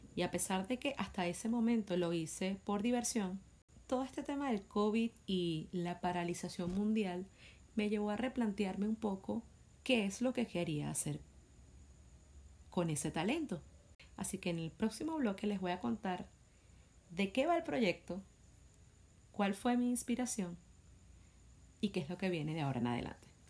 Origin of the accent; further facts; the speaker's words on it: Venezuela; Soy venezolana de nacimiento